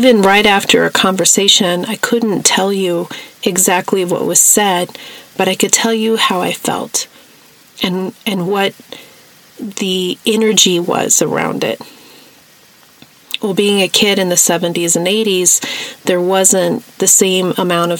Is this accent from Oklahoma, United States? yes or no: no; New Mexico, United States; the hippie life that I grew up with in New Mexico